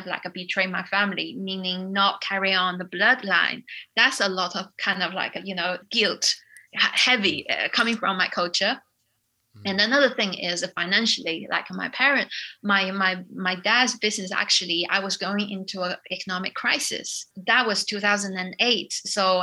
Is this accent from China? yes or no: yes; China; moved away as an adult; also born or lived in United Kingdom; I came from China